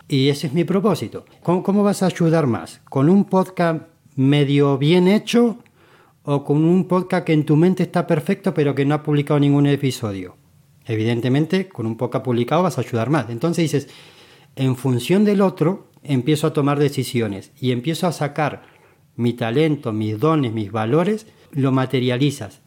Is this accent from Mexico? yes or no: no; Argentina; moved away as an adult; now in Spain; decidí cambiarme de, de país, de continente, no conocía a nadie, yo me vine de Argentina a España